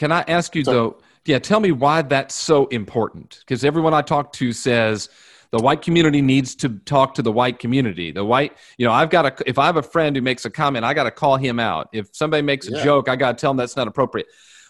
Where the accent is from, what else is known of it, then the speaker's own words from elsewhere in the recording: Indianapolis, Indiana, United States; moved away; a part of Indy I grew up in was very white. I grew up in the Geist area. I mean, it was just white. So, and, you know, I went to Lawrence Central, so the school looked different.